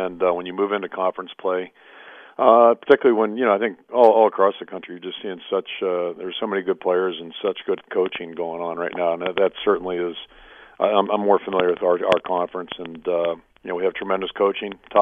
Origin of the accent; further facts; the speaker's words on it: Pittsburgh, Pennsylvania, United States; moved away as an adult; now in Iowa City, United States; growing up in Pittsburgh